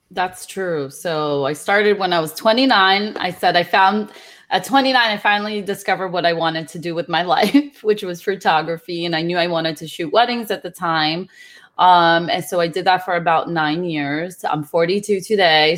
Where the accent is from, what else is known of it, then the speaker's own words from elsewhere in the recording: Brazil; moved away; also born or lived in New Jersey; I'm originally from Brazil.